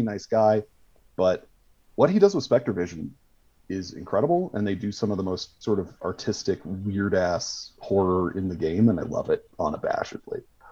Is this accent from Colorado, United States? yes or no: yes; Colorado, United States; my home state of Colorado